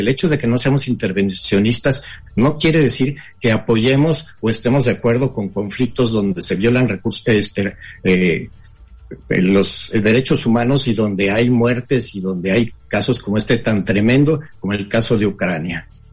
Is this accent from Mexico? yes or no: yes; Mexico; nosotros como mexicanos